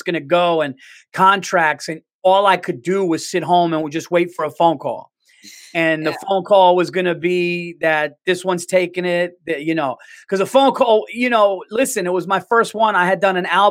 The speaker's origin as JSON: {"language": "English", "town": "New York City", "region": "New York", "country": "United States", "said": "I'm a New Yorker"}